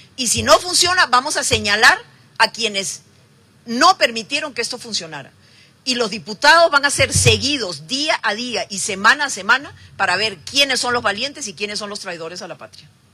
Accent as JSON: {"language": "Spanish", "country": "Costa Rica", "said": "como costarricenses"}